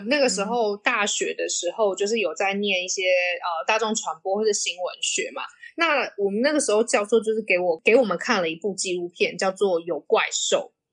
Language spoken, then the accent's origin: Chinese; Taiwan; 我是台湾人嘛